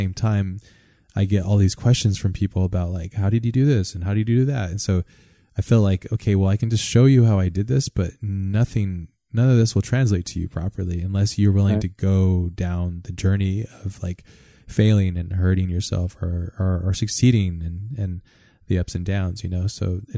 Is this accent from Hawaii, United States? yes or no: yes; Hawaii, United States; growing up in Hawaii